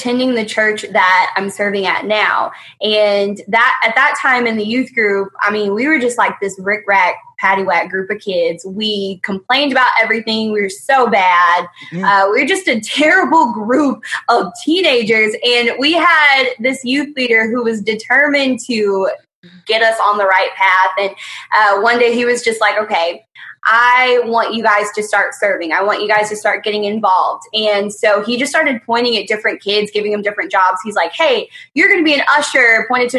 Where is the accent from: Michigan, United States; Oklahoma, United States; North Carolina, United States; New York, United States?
Oklahoma, United States; Lawton; I am from Lawton, Oklahoma, where I'm the high school and middle school youth director at Zoe Christian Center.